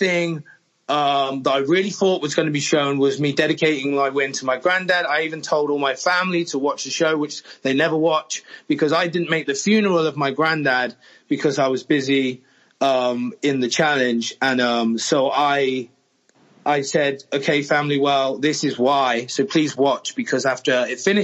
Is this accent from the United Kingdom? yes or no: yes; England, United Kingdom; I'm English